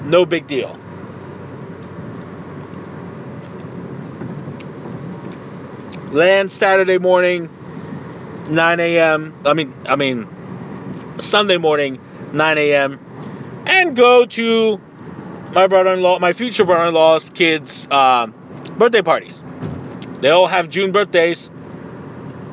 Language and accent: English; Tijuana, Baja California, Mexico; moved away; I am indeed 110% Mexican. I was born in Tijuana, Mexico.